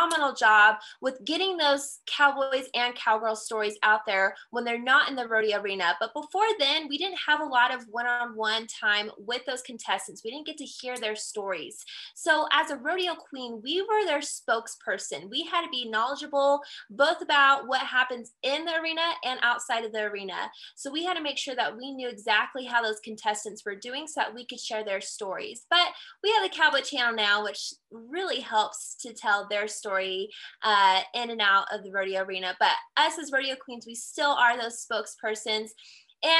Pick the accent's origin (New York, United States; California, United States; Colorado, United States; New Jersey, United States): Colorado, United States; I am from the Centennial State of Colorado